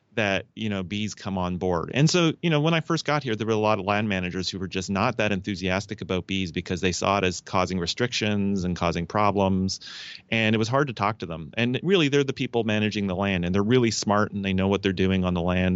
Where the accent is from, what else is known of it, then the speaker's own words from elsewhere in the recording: Canada; now in United States; I'm a Canadian in, uh, the U S